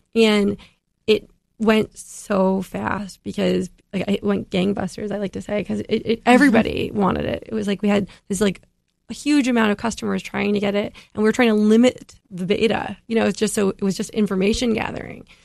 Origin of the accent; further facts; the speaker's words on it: Midwest, United States; I grew up in the Midwest